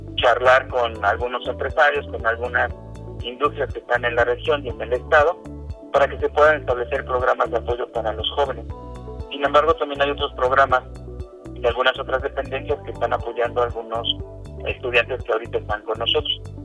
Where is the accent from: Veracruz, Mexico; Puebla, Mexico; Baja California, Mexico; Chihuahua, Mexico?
Puebla, Mexico; como ciudadano poblano y mexicano